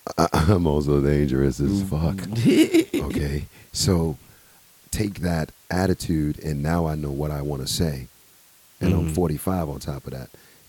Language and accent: English; United States; That's why I'm American. That's what I love about this place.